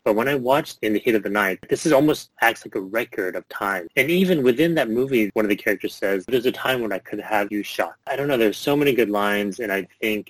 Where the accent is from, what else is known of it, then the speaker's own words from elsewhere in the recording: Southeast Texas, United States; Growing up in Southeast Texas, I live in a small city